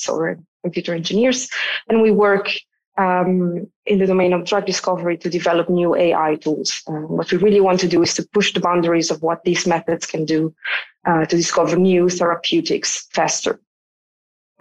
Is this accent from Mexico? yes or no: no; Como, Lombardy, Italy; moved away as an adult; also born or lived in Milan, Italy / Zurich, Switzerland; I was born in the northern part of Italy, where I grew up, in the neighborhoods of a very small city called Como.